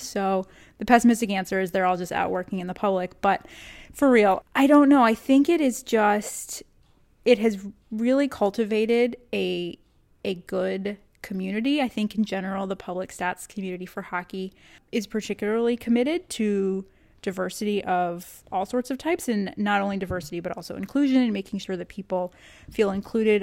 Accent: Texas, United States; moved away; also born or lived in Northeast US; I grew up in Texas

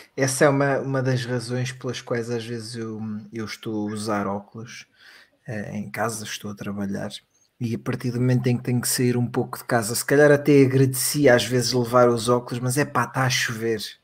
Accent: Portugal; cá em Portugal

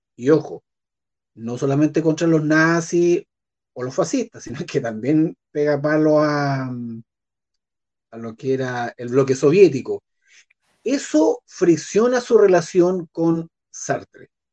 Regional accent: Puerto Montt, Los Lagos, Chile; yo nací en Puerto Montt

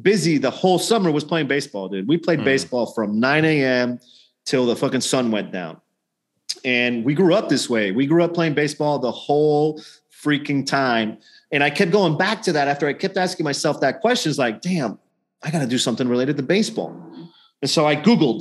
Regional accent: Nicaragua; also born or lived in St. Louis, Missouri, United States; now in Houston, United States; growing up in Nicaragua among very impoverished children that lived next to our house

